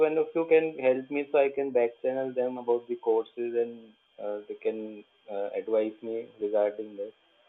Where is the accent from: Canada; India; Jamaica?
India; I'm from India